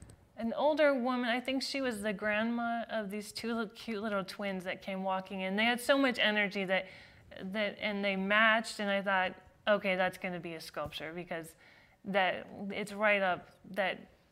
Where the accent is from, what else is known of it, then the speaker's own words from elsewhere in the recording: Utah, United States; also born or lived in California / Switzerland; now in Florida, United States; And then we moved to Switzerland for a few years, and then here in Utah.